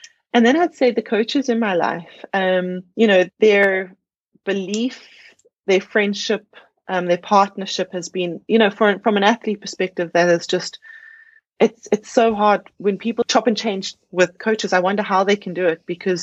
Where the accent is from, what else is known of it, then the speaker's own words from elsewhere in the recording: South Africa; being a South African on South African soil